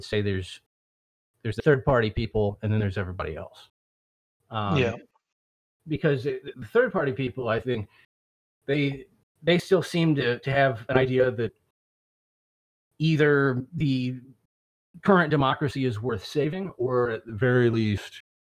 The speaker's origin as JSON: {"language": "English", "region": "the South", "country": "United States", "said": "I'm from the South and I'm surrounded by deplorables down here."}